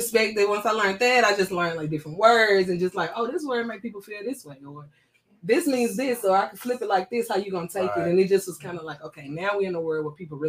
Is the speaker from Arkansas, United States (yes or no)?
no; Chattanooga, Tennessee, United States; I'm from Chattanooga, born and raised.